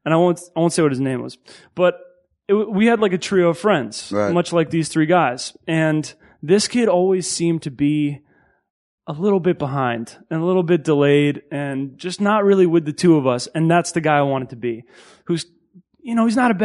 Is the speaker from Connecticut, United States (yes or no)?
yes; Connecticut, United States; moved away as an adult; also born or lived in Long Island, New York / New York City / Massachusetts; I was born in Long Island, lived in Connecticut in New York City